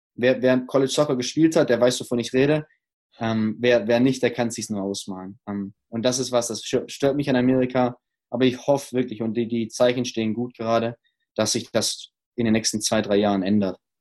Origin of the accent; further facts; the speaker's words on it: Stuttgart, Baden-Württemberg, Germany; moved away; also born or lived in Ruhr area; meiner Heimat in Stuttgart